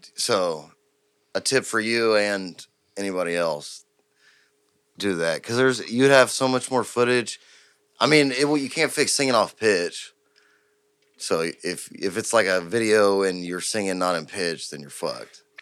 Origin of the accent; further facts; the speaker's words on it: Houston, Texas, United States; I'm from Houston